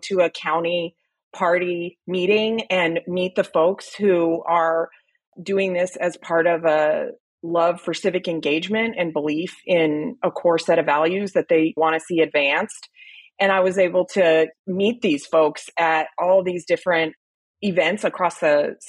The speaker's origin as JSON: {"language": "English", "region": "New Mexico", "country": "United States", "said": "I'm originally from New Mexico, and I grew up kind of exposed to politics my whole life"}